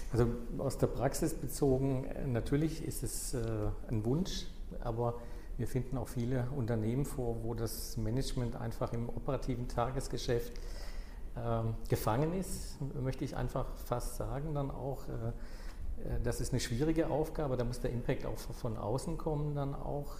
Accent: southwest Germany, Germany; ich komme aus dem Südwesten

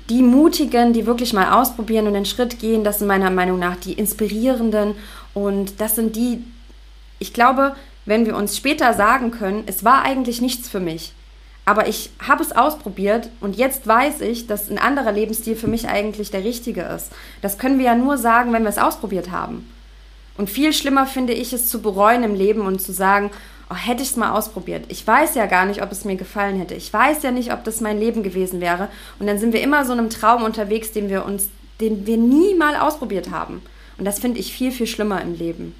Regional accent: Leipzig, Saxony, Germany; moved away as an adult; now in Dahab, Egypt; Ich bin, ich komme aus Leipzig

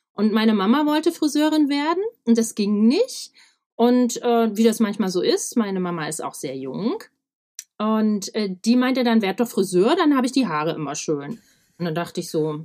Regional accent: Weimar, Thuringia, Germany; ich bin im Weimar geboren, in Thüringen, du kennst das schöne Land.

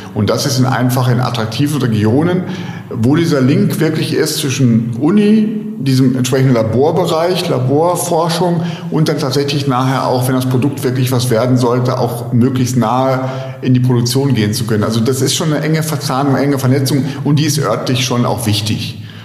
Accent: Cologne, North Rhine-Westphalia, Germany; Rheinländer, als Kölner

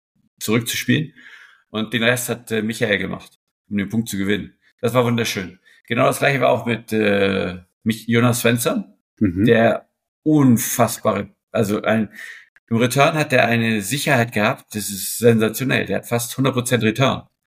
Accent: Hamburg, Germany; moved away; also born or lived in Switzerland; ich als Hamburger

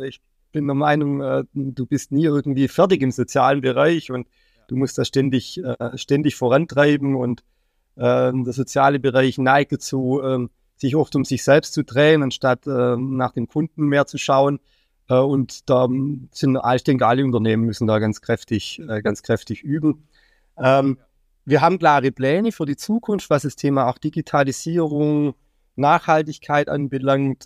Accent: Baden-Württemberg, Germany; now in Mainz, Germany; ich komme ursprünglich aus Baden-Württemberg

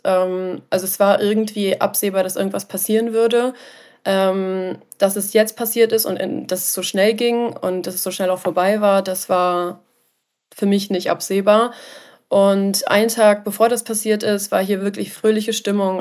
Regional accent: Germany; ich bin ähm, Deutsche mit armenischem Hintergrund, also ich habe armenische Wurzeln, ähm, bin aber leider nicht aus Armenien

